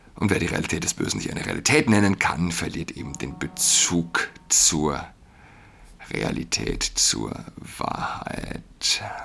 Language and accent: German; Saarland, Germany; now in Berlin, Germany; als jemand, der in Berlin wohnt, auch als Saarländer